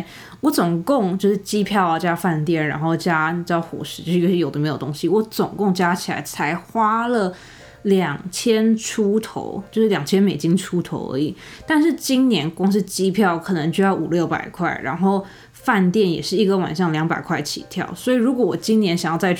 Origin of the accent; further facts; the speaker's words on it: Taiwan; now in California, United States; 我当初一从台湾搬到美国的时候，我就是住在加州。然后我后来去上大学的时候，学校也是在加州。